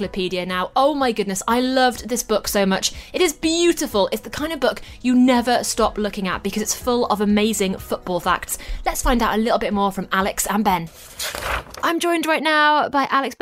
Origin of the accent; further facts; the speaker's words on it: Newcastle upon Tyne, North East England, United Kingdom; I'm from Newcastle in the Northeast